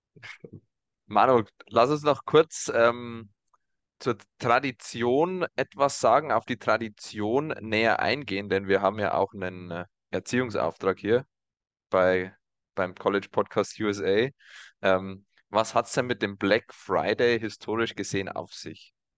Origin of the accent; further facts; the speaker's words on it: Germany; als Deutsche